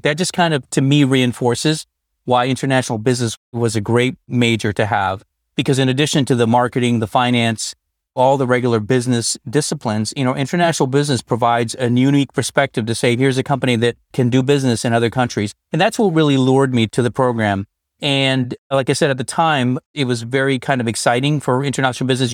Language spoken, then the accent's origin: English; Northern Colorado, United States; moved away as an adult; now in San Francisco Bay Area, United States; I was born and raised in Northern Colorado